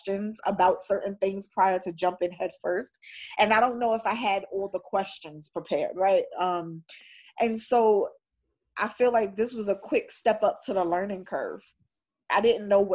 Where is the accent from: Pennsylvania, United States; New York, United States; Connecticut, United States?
New York, United States; New York City; I'm a New Yorker